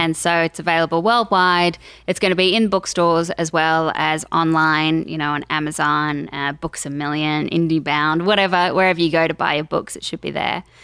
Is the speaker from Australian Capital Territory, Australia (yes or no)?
yes; Canberra, Australian Capital Territory, Australia; moved away as an adult; also born or lived in Sydney; now in Los Angeles, United States; straight out of school, I was like, I'm moving from Canberra up to Sydney